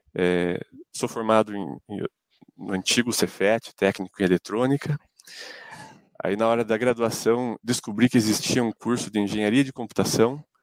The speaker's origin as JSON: {"language": "Portuguese", "town": "Ponta Grossa", "region": "Paraná", "country": "Brazil", "said": "eu sou de Ponta Grossa"}